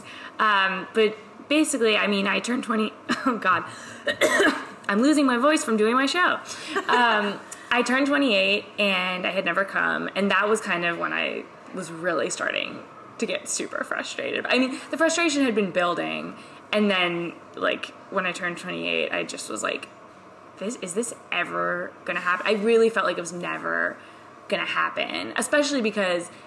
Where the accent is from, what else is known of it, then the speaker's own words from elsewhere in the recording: New York City, New York, United States; I come from New York City